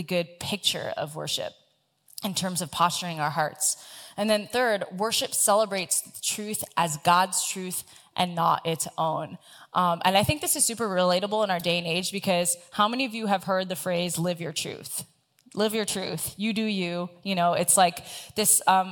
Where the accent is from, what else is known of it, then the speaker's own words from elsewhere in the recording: South Florida, United States; the church that I grew up with in South Florida